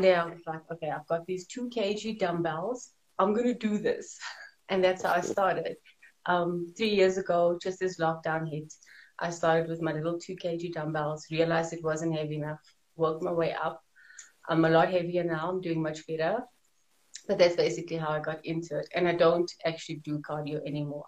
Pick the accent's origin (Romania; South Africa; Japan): South Africa; Johannesburg, Gauteng; I'm from South Africa, Johannesburg, born and bred here